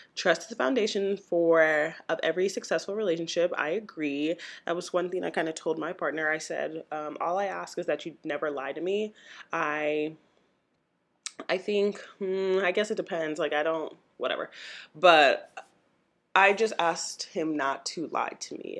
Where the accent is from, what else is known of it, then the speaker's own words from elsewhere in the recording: St. Louis, Missouri, United States; my hometown, Saint Louis, Missouri